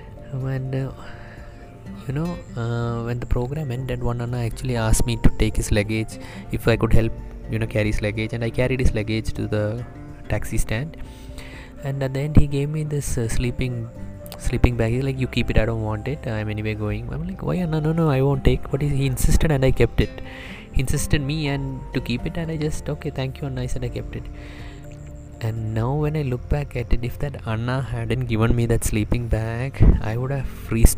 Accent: Bangladesh; I'm from Bangladesh.

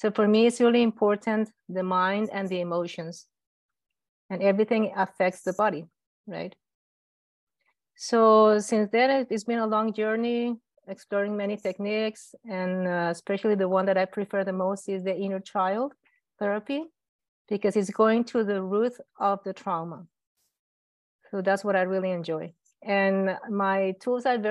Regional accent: Colombia; I'm from Colombia. I studied medicine in Colombia.

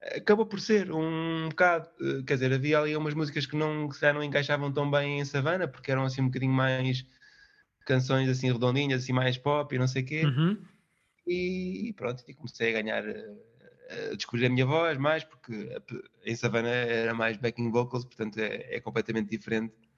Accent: Viseu, Portugal; moved away as an adult; also born or lived in Lisbon; no Conservatório em Viseu, foi a cidade onde eu cresci

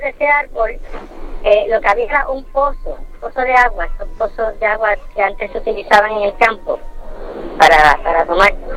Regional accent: Puerto Rico; mi pueblo, donde yo resido actualmente

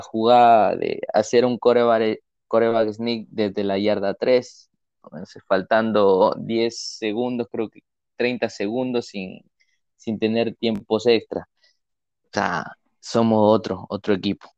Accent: Ecuador; soy, soy de Ecuador

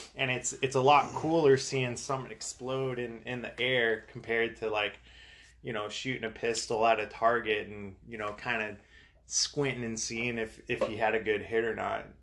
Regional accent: Southern California, United States; I grew up in, in Southern California. I'm from Southern California

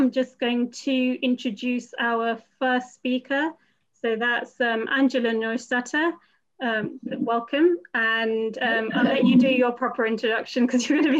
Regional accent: India; now in London, United Kingdom; I'm an Indian woman with a dark bob haircut.

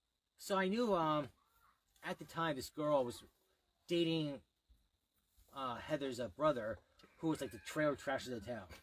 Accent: United States; I am American, I am a white, and I am a Muscat.

